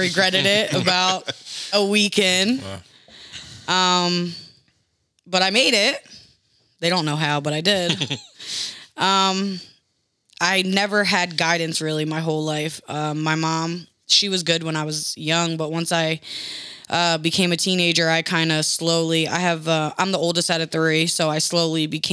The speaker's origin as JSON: {"language": "English", "town": "Trenton", "region": "New Jersey", "country": "United States", "also_born_or_lived": "Indianapolis, Indiana", "moved": "as an adult", "lives_now": "Indiana, United States", "said": "I'm originally from New Jersey"}